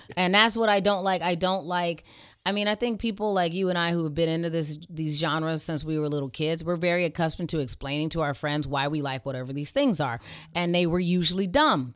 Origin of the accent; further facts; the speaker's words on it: Arizona, United States; I grew up in Arizona.